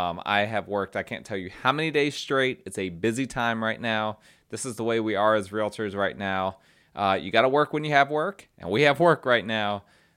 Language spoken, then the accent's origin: English; New Jersey, United States; And the way I just said that sounded very Jersey. I am from Jersey originally, so apologize. Sometimes that bleeds through.